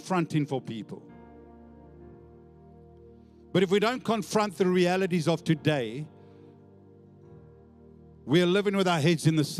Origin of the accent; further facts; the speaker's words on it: Johannesburg, Gauteng, South Africa; now in Australia; where I grew up in Johannesburg as a young boy